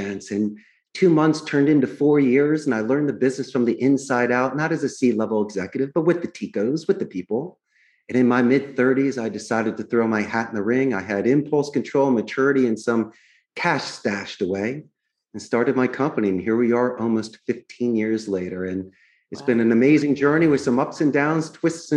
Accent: Philadelphia, Pennsylvania, United States; moved away as an adult; now in Costa Rica; I grew up in Northeast Philadelphia.

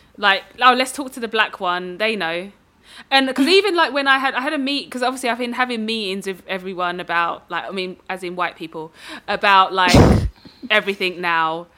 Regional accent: Dagenham, London, United Kingdom; I grew up in Dagenham

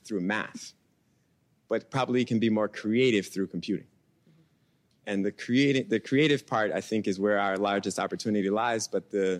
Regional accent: New York City, New York, United States; I grew up in Brooklyn

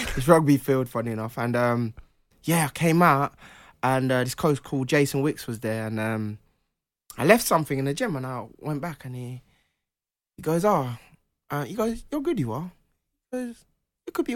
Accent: Jamaica; moved away; I was born in Jamaica

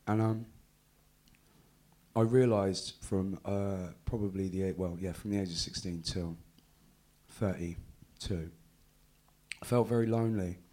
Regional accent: Exeter, South West England, United Kingdom; also born or lived in Bristol; Exeter. Okay. I grew up, my mum got a promotion from Bristol to Exeter in the tax office.

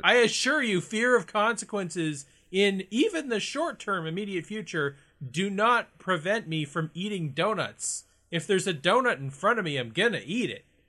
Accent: Canada; we are Canadian

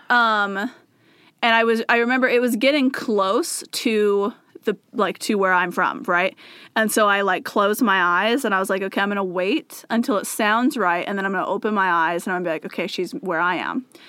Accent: near Spokane, Washington, United States; it told me I was from Spokane, Washington, which is very close to where I'm from

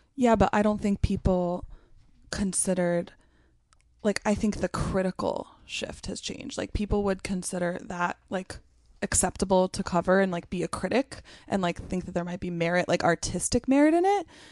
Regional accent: McMinnville, Oregon, United States; I grew up in a small town in Oregon called McMinnville.

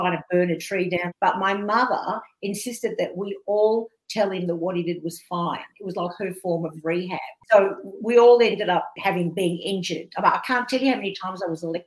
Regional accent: Australia; me being an Australian Jewish comedian

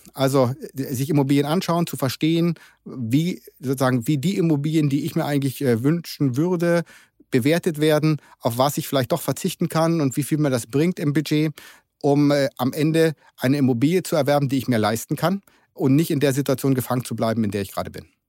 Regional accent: Germany; also born or lived in Berlin; ich bin typischer Deutscher

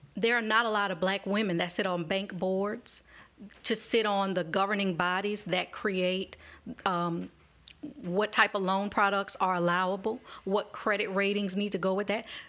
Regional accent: Marrero, Louisiana, United States; a black woman who grew up in Marrero

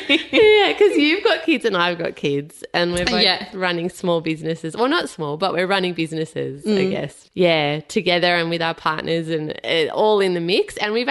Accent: Melbourne, Victoria, Australia; based in my hometown, Melbourne.

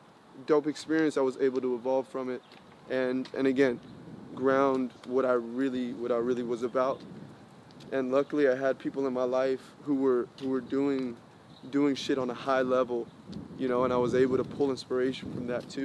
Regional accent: Colombia; because I come from Spanish background, I'm Colombian

